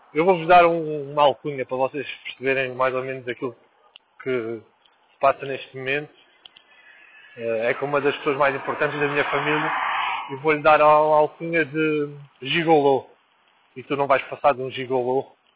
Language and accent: Portuguese; Lisbon, Portugal; also born or lived in Angola; Eu nasci em Lisboa e. e, e voltei para Angola